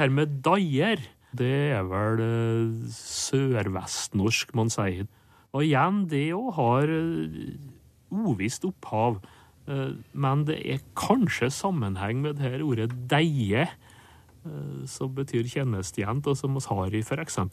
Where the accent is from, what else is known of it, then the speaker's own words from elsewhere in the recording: Nordmøre, Møre og Romsdal, Norway; Der jeg kommer fra på Nordmøre